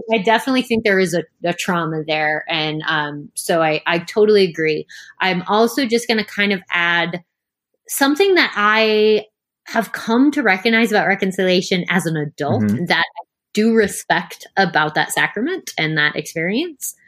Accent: United States; we grew up Catholic in the United States

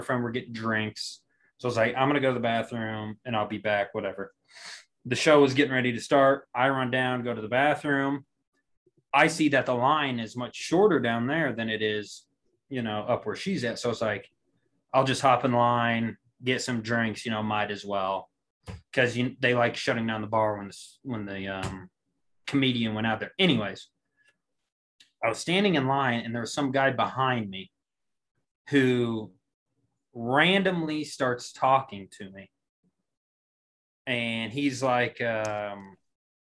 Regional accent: Monette, Arkansas, United States; I come from Monette, tiny town

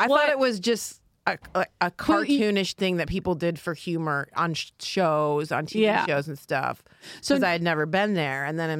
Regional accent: south of Detroit, Michigan, United States; I'm from south of Detroit.

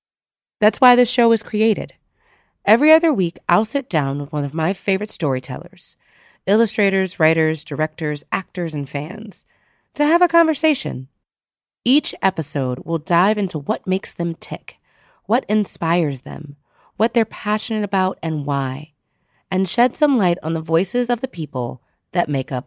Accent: Louisiana, United States; moved away as an adult; also born or lived in Washington, D.C. / North Carolina / Maryland / Virginia; now in New York, United States; I'm from Louisiana.

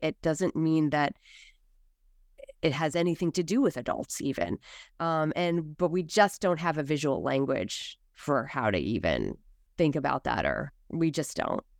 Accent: United States; us as American s

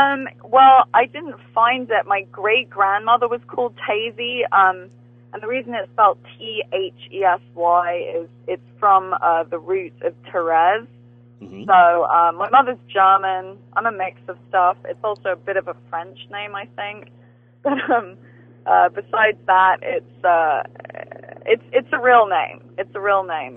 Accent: England, United Kingdom; I grew up watching Friends in England

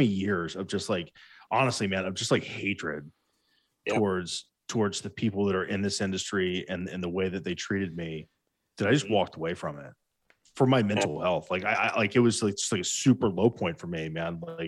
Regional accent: Ohio, United States; Josh, we're from Ohio. Yeah. Like, we see alligators in the South on vacation, and that's from a distance because people from Ohio are scared of alligators.

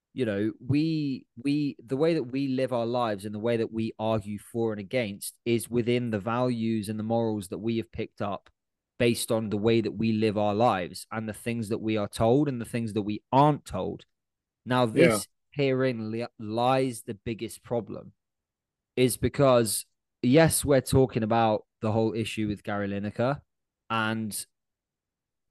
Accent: United Kingdom; being British

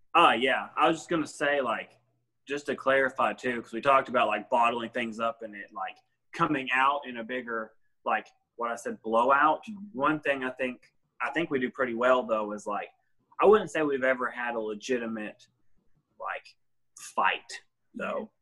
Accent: Smithville, United States; I was born and raised in Smithville

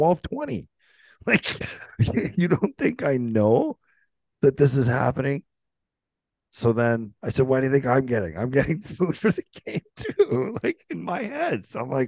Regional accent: Canada; No, seriously, I'm from Canada.

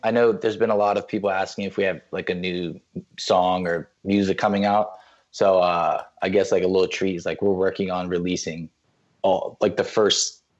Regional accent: Florida, United States; By default, I'm from Florida.

